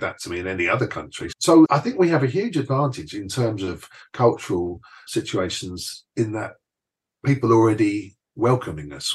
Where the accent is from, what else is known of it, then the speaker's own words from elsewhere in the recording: London, United Kingdom; moved away as an adult; also born or lived in Essex / Tenerife; now in Bay Area, United States; coming from East London, there was such a diversity of ethnicities in East London and Essex when I left. There'd been a big African influx. There was a lot of people coming in from Eastern Europe. There had always been a big Indian and Pakistani